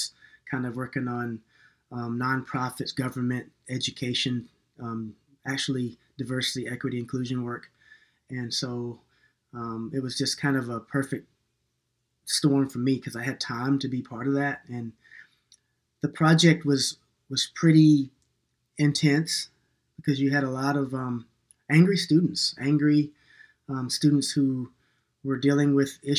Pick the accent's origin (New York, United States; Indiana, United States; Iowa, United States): New York, United States; moved away; also born or lived in North Carolina / Minneapolis; I was born in New York, and I'm kind of an urban kid sometimes.